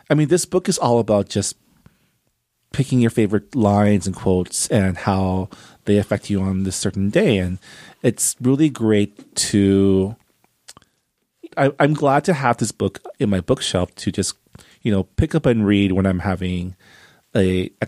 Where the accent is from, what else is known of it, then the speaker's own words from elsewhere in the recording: Canada; I am also Canadian